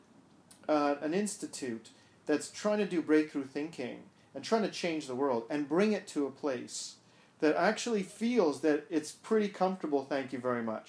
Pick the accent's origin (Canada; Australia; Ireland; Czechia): Canada; Montreal, Quebec; moved away as an adult; now in Vancouver, Canada; I grew up in Montreal.